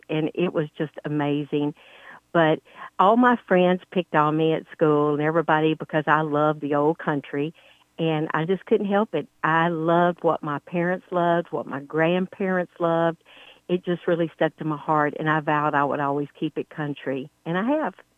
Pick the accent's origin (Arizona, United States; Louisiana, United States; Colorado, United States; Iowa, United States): Louisiana, United States; moved away as an adult; now in Texas, United States; I was born and raised in Louisiana and so I'm Southern, but I've been in Texas for 30 years